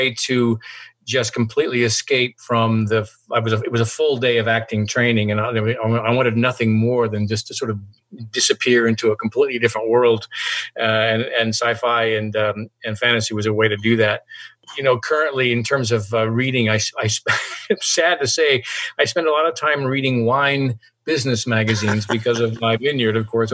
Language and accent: English; Yakima, Washington, United States; also born or lived in Seattle, Washington; that's my hometown, Yakima, Washington. I grew up there for the first, 17, 18 years. I born there, raised there